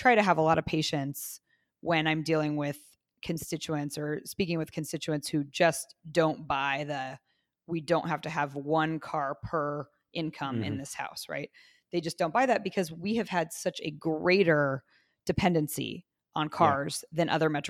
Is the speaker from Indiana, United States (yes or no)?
yes; Zionsville, Indiana, United States; I grew up in Zionsville.